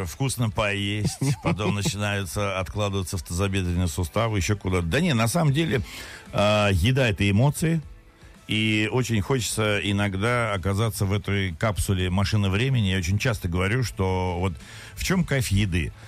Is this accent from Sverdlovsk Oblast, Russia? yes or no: no; Moscow, Russia; Я хоть москвич, но у меня никогда не было традиции лепить пельмени